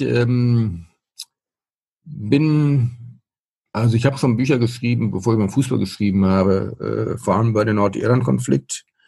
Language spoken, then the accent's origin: German; Kamen, North Rhine-Westphalia, Germany; moved away as an adult; now in Münster, Germany; ich bin äh, vor den Toren Dortmunds aufgewachsen in Kahn. Die meisten nur bekannt durch die Verkehrsnachrichten, Kahner Kreuz